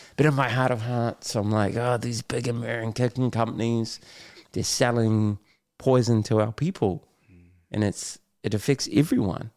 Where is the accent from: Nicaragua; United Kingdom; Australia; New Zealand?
New Zealand; Auckland; I grew up in West Auckland